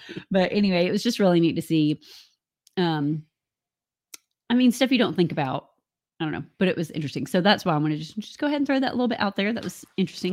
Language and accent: English; United States; moved away; also born or lived in Central Florida; we're from Alabama and Georgia, where tornadoes come